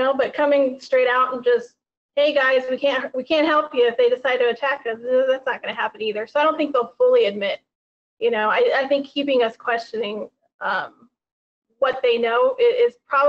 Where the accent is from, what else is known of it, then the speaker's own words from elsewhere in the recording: United States; as an American myself